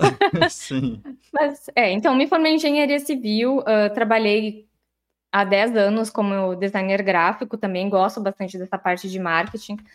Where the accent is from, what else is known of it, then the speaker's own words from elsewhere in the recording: Santa Maria, Rio Grande do Sul, Brazil; vamos fazer um retrocesso aqui rapidinho, porque eu sou de Santa Maria. Eu estudei em colégio uh, público no início, depois eu